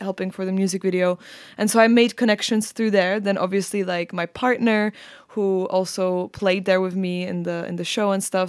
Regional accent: Prague, Czechia; moved away as an adult; now in London, United Kingdom; even though I'm Czech, uh, completely, like, my parents are Czech and everything, I grew up in Prague

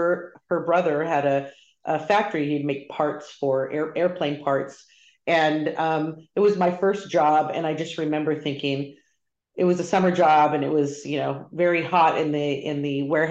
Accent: Chino, California, United States; also born or lived in Upland, California; So I grew up in Chino, California. Not many people know where that is, but that is a little town in Southern California. Was born and raised in Southern California with most of my family

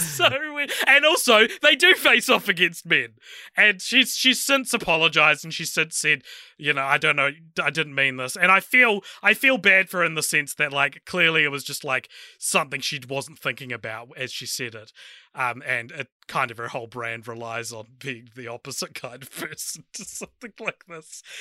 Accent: New Zealand; my home country

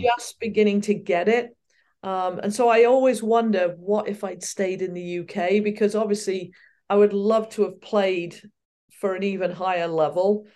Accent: Reading, South East England, United Kingdom; moved away as an adult; also born or lived in Ferndown, Dorset; now in United States; I was born in Reading in Berkshire, and, uh, I lived there until, uh, we were nine, or I was nine

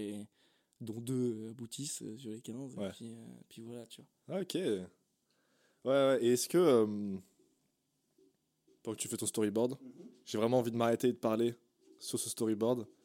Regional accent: Brittany, France; comme on dit, chez nous, en Bretagne, elle va sortir brute de décoffrage.

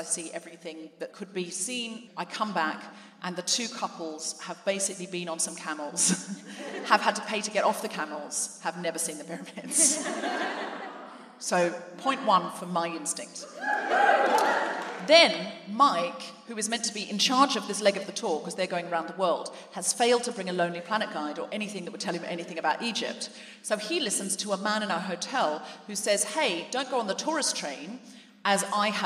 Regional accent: Gold Coast, Queensland, Australia; moved away as an adult; now in London, United Kingdom; I was raised on the Gold Coast

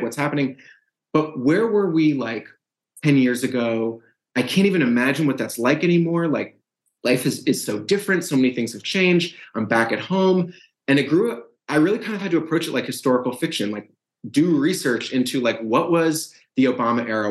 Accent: Brookline, Massachusetts, United States; moved away; also born or lived in St. Louis, Missouri; I'm from from Brookline, Massachusetts, same suburb where the where the yeah. book is set. Very much a product of that town

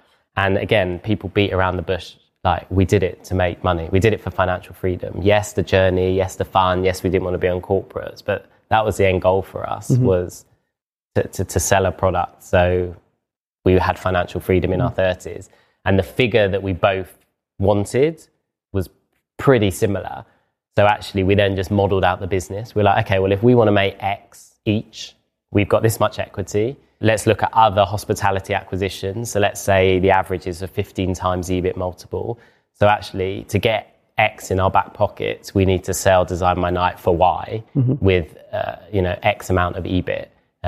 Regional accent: London, United Kingdom; I talk very London-centric, like I'm from London and I work in London.

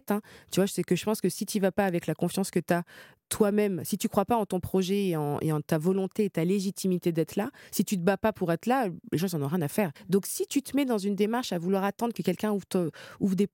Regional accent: Créteil, Île-de-France, France; mais moi, donc j'ai grandi à Créteil. Je viens principalement de là, avec des origines d'Afrique du Nord, donc d'Algérie et de Tunisie.

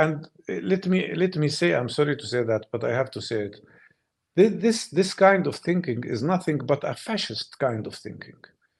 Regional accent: Palestine

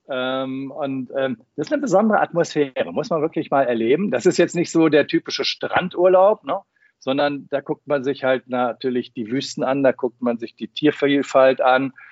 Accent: Münster, North Rhine-Westphalia, Germany; du fühlst dich so zurückversetzt in die Fußgängerzone in meiner Heimatstadt Münster in den 80er, 70er, 80er Jahren.

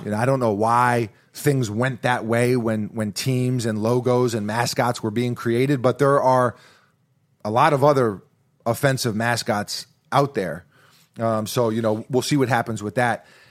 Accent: New York City, New York, United States; growing up in New York City

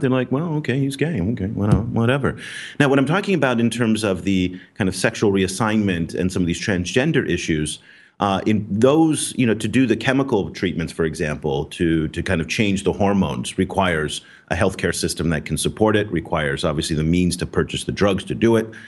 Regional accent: United States; now in Vietnam; I am as an American running a news channel

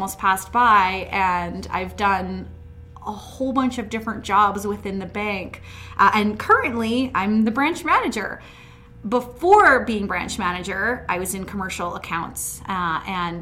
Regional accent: Hinton, Alberta, Canada; I'm born and raised in Hinton. I grew up on an acreage just outside of town

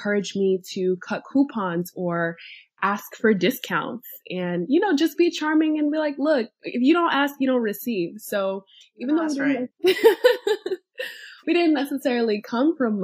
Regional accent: New York City, New York, United States; I am a first generation wealth builder born and raised in New York City

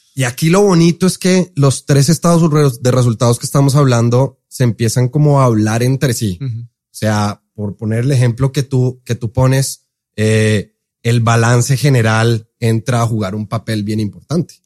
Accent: Colombia; accent: Colombian; also born or lived in Seattle, United States; now in Mexico; soy colombiano. Entonces, por eso el acento.

